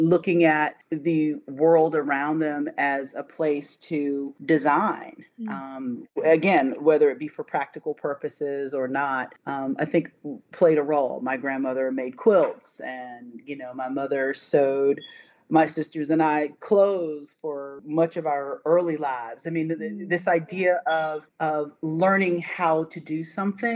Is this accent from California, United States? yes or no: no; Franklin County, North Carolina, United States; I grew up in mostly in Franklin County, which is one of the smaller counties in North Carolina, an agricultural county